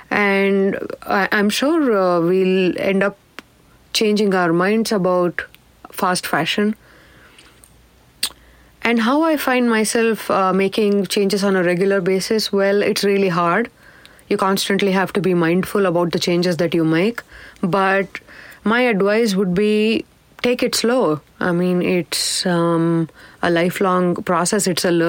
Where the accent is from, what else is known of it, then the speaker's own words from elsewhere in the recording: South India, India; I think growing up in South India, we, at least back in the day, most of our clothes were stitched, tailored, and we probably got 4 sets of clothes a year, one for birthday and the rest for festival.